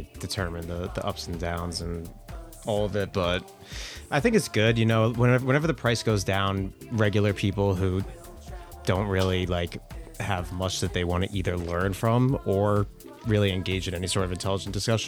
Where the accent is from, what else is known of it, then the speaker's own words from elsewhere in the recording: Disney World, Florida, United States; I just grew up pretty much with that being my backyard